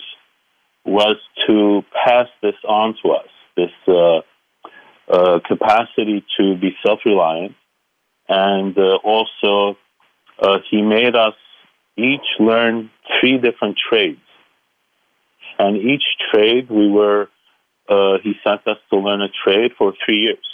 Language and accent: English; Aleppo, Aleppo Governorate, Syria; moved away; I call myself a simple boy from Aleppo because I was born in Aleppo, Syria.